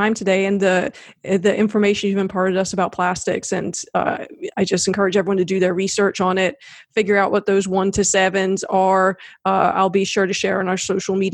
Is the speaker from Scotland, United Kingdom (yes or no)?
yes; Scotland, United Kingdom; now in South Carolina, United States; I've always felt a little bit like a foreigner in South Carolina. I spent half my life growing up in Scotland and half here.